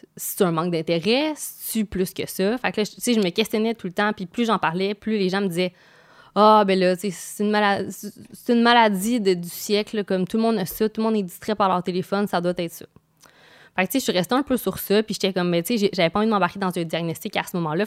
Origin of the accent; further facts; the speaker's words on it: Quebec, Canada; je viens de Québec